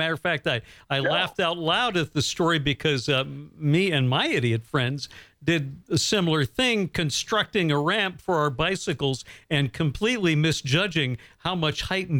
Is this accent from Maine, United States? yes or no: yes; Bangor, Maine, United States; growing up here in Bangor, Maine.